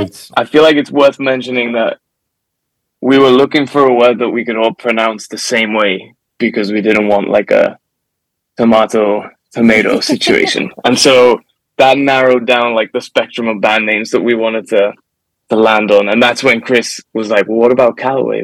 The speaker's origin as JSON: {"language": "English", "country": "Gibraltar", "moved": "yes", "lives_now": "Nashville, United States", "said": "I'm from Gibraltar"}